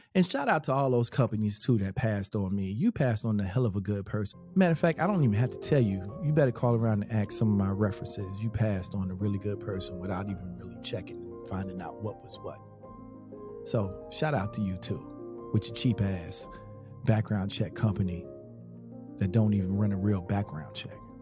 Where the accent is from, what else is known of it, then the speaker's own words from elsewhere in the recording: Charlotte, North Carolina, United States; the block um, that I grew up on in Charlotte, which, by the way, I wasn't born in Charlotte and I didn't move to Charlotte till I was 10